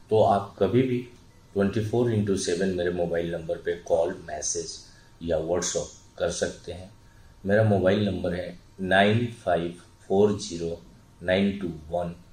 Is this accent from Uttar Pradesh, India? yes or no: no; Bihar, India; और मैं बेसिकली बिहार से बिलोंग करता हूँ तो वहाँ मिडिल क्लास फैमिली का वो चाहत होती है